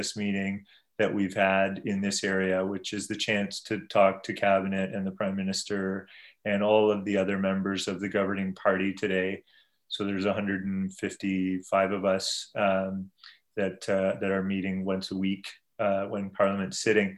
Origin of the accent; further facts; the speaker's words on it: Brampton, Ontario, Canada; also born or lived in South Korea / London, United Kingdom; where I grew up in Brampton in Peel region